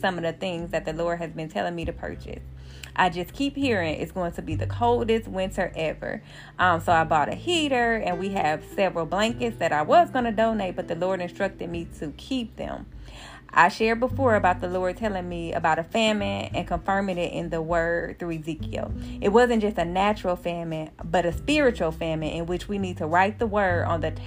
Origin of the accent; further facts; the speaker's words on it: Milwaukee, Wisconsin, United States; my hometown, Milwaukee, Wisconsin